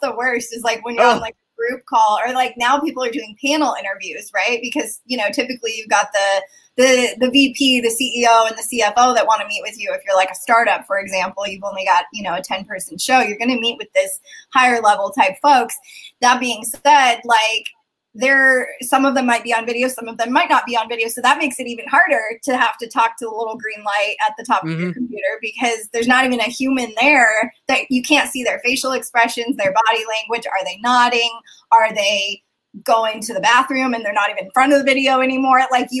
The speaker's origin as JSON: {"language": "English", "country": "Turkey", "lives_now": "United States", "said": "Yeah, so I'm a first generation immigrant. I come from Turkey. I have dual citizenship in Turkey. My whole family lives there."}